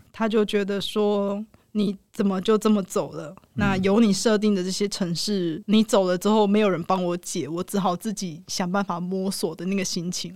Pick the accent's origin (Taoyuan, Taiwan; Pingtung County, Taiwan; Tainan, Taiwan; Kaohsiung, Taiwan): Tainan, Taiwan; 我是台南人